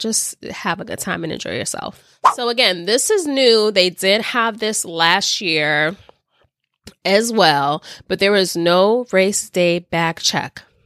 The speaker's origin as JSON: {"language": "English", "town": "New York City", "region": "New York", "country": "United States", "tie": "born or raised there", "said": "I am a born and bred New Yorker. I am from the Bronx."}